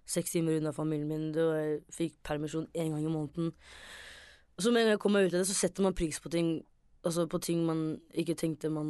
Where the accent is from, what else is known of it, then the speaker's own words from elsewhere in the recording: Somalia; Bare det at man er, de er født i Norge, men jeg er somalier.